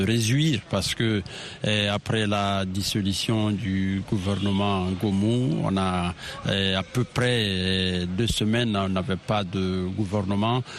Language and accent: French; Guinea; en tant que bon Guinéen